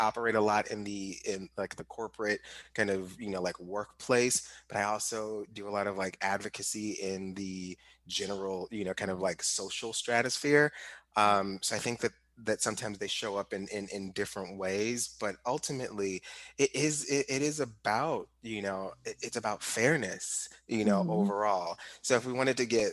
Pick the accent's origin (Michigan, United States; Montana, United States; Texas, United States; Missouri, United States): Missouri, United States; St. Louis; I grew up in St. Louis and particularly like Ferguson